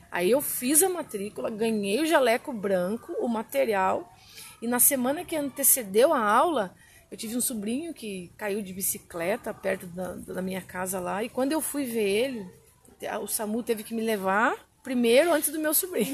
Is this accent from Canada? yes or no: no; Guareí, São Paulo, Brazil; Eu sou de Guaraí